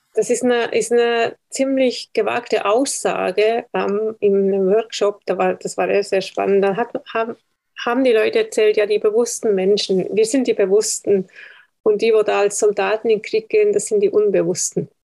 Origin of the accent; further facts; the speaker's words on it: Switzerland; ich bin Schweizer